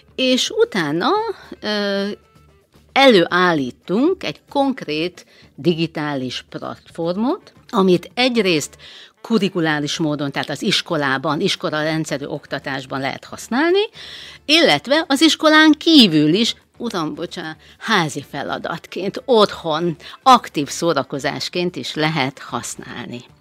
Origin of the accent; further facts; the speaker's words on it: Transylvania, Romania; moved away as an adult; now in Hungary; Erdélyből, Romániából Erdélyből származom, harminchárom éve élek Magyarországon